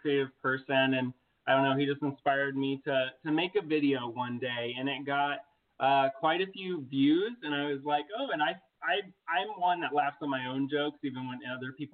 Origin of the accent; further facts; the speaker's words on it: Muncie, Indiana, United States; moved away as an adult; I came from a small town called Muncie. It's located in Indiana.